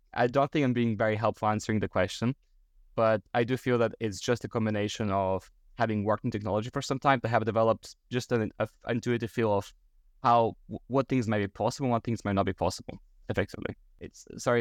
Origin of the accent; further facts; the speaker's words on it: Bulgaria; moved away; back in my home country, Bulgaria